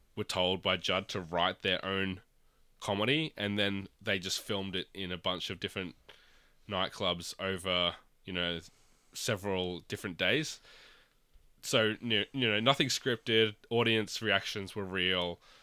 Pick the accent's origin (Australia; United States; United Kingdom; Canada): Australia; as an Australian